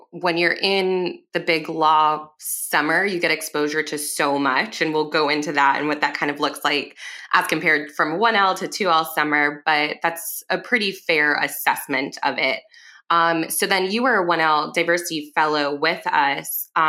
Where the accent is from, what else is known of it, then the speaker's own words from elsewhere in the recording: Cuba; I'm also Cuban.